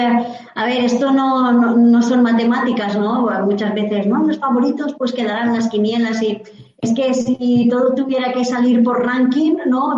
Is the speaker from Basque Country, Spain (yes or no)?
no; Vilafamés/Villabella, Castellón, Valencian Community, Spain; mi pueblo, de aquí en, villabella en, Castellón